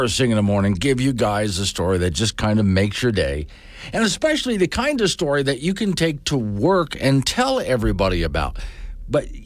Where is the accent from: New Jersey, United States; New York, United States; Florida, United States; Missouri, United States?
Florida, United States; moved away; I'm from Florida. And I swear to you, Florida was not like that when I was growing up